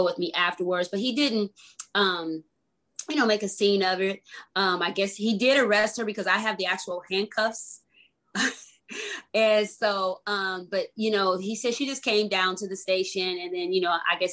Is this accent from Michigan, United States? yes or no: yes; Grand Rapids, Michigan, United States; also born or lived in Detroit; now in California, United States; I was born in Detroit, but raised in Grand Rapids